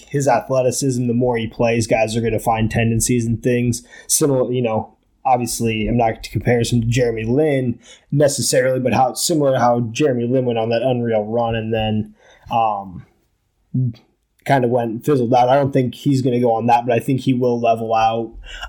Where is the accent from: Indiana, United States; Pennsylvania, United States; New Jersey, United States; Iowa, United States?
Iowa, United States; moved away as an adult; now in Portland, United States; I'm originally from Iowa. I've been living in Portland for 6 years